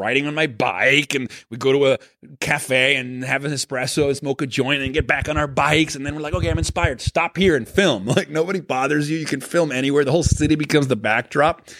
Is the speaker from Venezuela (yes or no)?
yes; Venezuela; moved away; I grew up in Venezuela